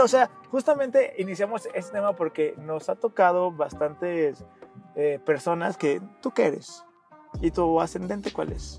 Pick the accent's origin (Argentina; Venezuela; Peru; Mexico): Mexico; como buen mexicano que somos